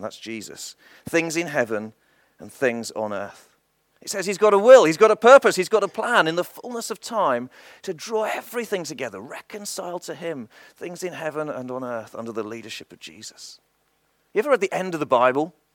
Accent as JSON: {"language": "English", "region": "England", "country": "United Kingdom", "tie": "born or raised there", "said": "I was born in England and I've always lived in England"}